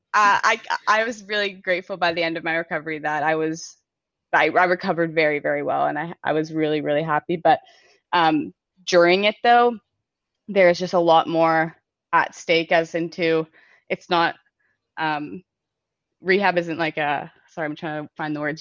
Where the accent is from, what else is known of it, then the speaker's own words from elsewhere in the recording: King City, Ontario, Canada; I grew up in King City, Aurora